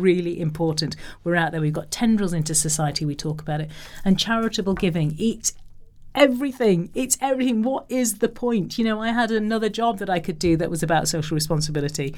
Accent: Liverpool, North West England, United Kingdom; I come from Liverpool

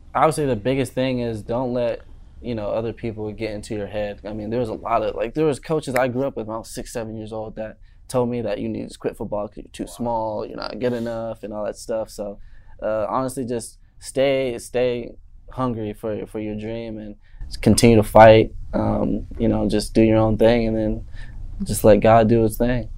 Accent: Maricopa, Arizona, United States; also born or lived in Chandler, Arizona; now in Tucson, United States; Born and raised Chandler, Phoenix area. Uh, when I was about seven years old, moved to a little town, Maricopa

